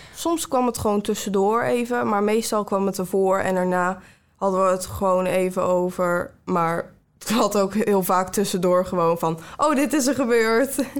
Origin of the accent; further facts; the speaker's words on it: Ridderkerk, South Holland, Netherlands; ik kom uit Ridderkerk